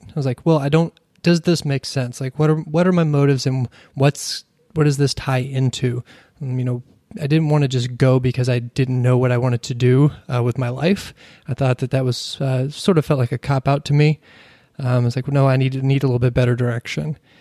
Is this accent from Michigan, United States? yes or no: no; Kentucky, United States; growing, growing up in Kentucky